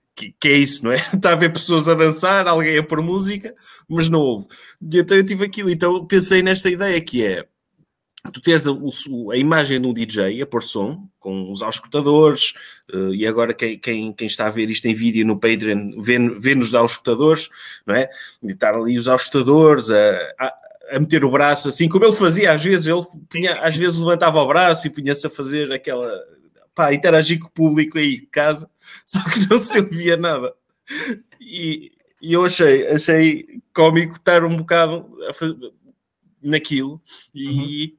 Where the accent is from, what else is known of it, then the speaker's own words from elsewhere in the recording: Ovar, Aveiro District, Portugal; nós somos de Alvar